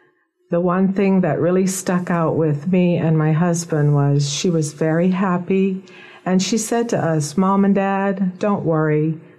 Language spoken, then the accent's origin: English; Nassau, New Providence, Bahamas; Yes, I was born in Nassau, Bahamas, and I was raised here from birth.